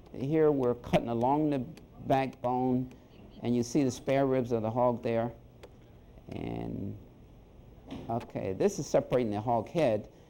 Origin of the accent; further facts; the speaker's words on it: San Domingo, Maryland, United States; moved away as an adult; I'm originally from San Domingo. I was educated here in Wicomico County, attended Salisbury High School